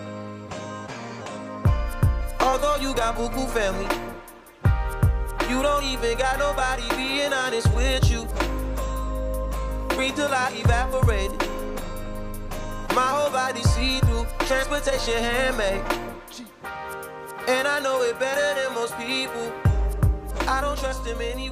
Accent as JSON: {"language": "English", "region": "New York", "country": "United States", "tie": "born or raised there", "said": "the summer in the Bronx, especially growing up in the Bronx."}